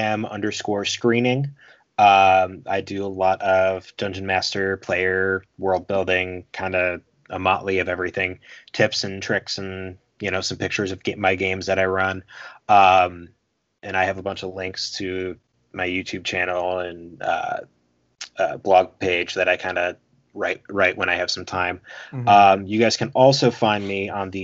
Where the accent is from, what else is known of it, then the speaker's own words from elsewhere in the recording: Philadelphia, Pennsylvania, United States; I'm from Philly